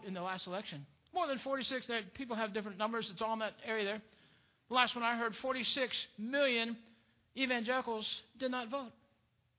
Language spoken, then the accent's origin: English; United States; I am not American because of my ancestry